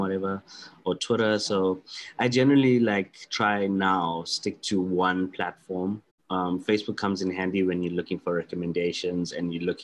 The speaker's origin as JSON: {"language": "English", "country": "South Africa", "said": "being a South African and from our lovely tropical climates"}